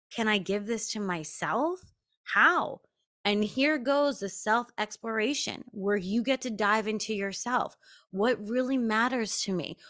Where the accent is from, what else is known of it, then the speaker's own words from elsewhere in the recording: Long Island, New York, United States; I grew up on Long Island